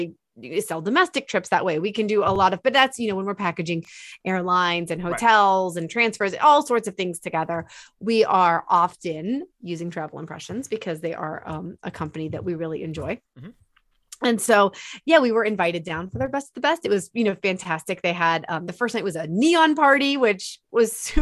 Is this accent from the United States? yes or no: yes; Pittsburgh, Pennsylvania, United States; I'm from Pittsburgh.